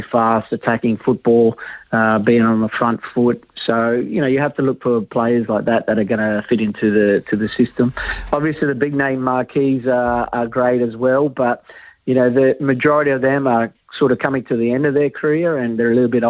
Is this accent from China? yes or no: no; Australia; I'm Australian